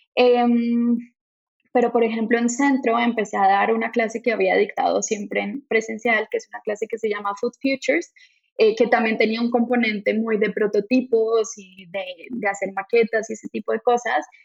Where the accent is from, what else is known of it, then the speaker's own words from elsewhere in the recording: Colombia; moved away as an adult; also born or lived in France; now in Monterrey, Mexico; yo estaba en Francia, yo no estaba en Colombia, entonces llegué de Francia a México